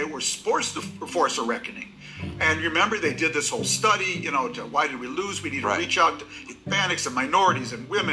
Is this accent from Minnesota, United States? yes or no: yes; Minnesota, United States; I come from Minnesota